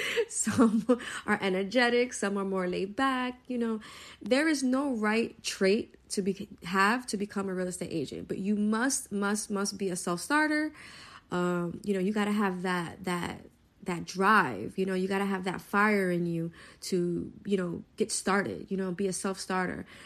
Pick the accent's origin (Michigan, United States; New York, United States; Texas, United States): New York, United States; New York City; I'm a New Yorker, born and raised from Brooklyn